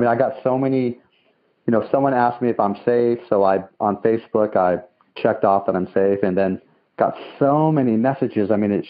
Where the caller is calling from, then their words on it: San Bruno, California, United States; I'm calling from San Bruno, California.